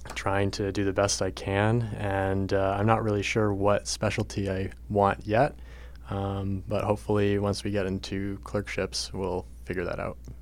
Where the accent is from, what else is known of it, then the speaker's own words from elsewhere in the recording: Berlin, New Hampshire, United States; moved away; I'm from Berlin, New Hampshire. It's a very rural, small town